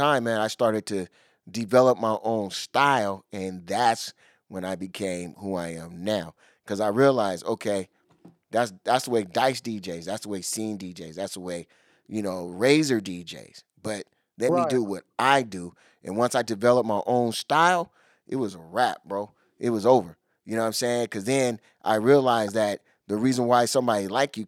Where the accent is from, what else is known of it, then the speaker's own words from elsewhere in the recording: Seattle, Washington, United States; I'm born and raised in Seattle.